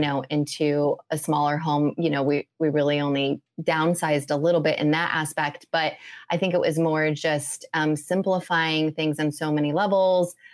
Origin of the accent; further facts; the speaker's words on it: Midwest, United States; moved away; also born or lived in California; I grew up in the Midwest